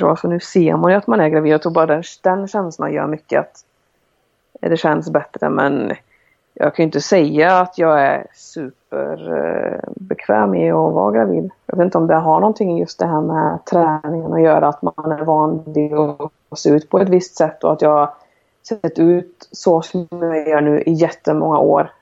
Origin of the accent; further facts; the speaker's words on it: Sweden; moved away; jag har ju tränare som jag har haft hemma i Sverige och genom landslag